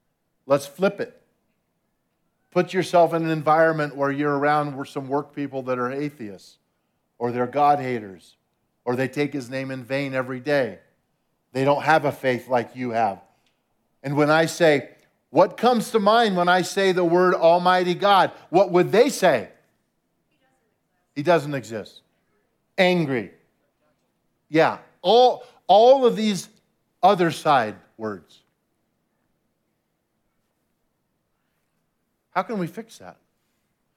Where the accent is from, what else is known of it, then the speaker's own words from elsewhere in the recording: Albuquerque, New Mexico, United States; I was born in Albuquerque, New Mexico